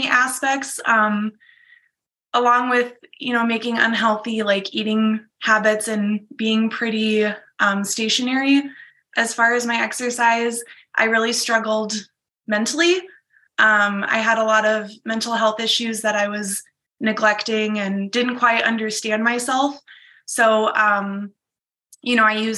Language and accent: English; Iowa, United States; now in Minnesota, United States; I'm originally from Iowa